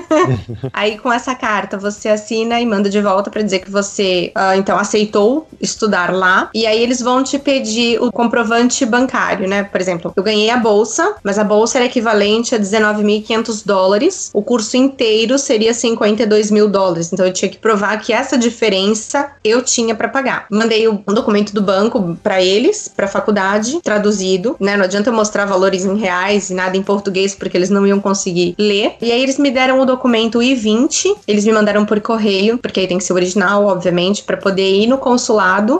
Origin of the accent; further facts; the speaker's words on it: Santos, São Paulo, Brazil; moved away as an adult; also born or lived in São José do Rio Preto; now in Gainesville, United States; eu sou nascida e criada em Santos